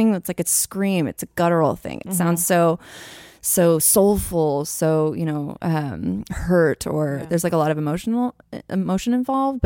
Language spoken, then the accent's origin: English; San Francisco, California, United States; moved away; come back home to San Francisco because I've never done a big production in my hometown ever, like, ever. And I grew up in the Haight-Ashbury.